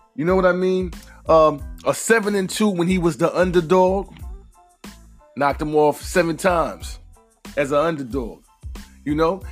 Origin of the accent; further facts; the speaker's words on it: New York, United States; I am a New Yorker